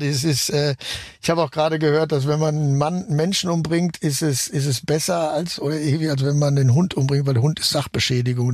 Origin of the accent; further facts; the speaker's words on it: Germany; ich natürlich als Deutscher